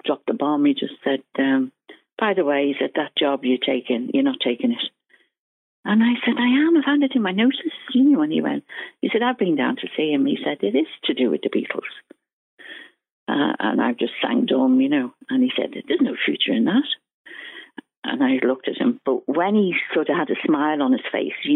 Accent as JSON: {"language": "English", "country": "Ireland", "said": "I'm Irish and all my relations worked, you know, in the government, you know, like the civil service"}